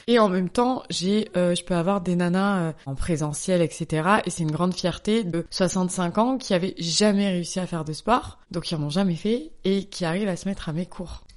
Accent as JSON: {"language": "French", "town": "Bordeaux", "region": "Nouvelle-Aquitaine", "country": "France", "moved": "as an adult", "lives_now": "Paris, France", "said": "Je suis bordelaise, mais à Paris depuis une bonne douzaine d'années"}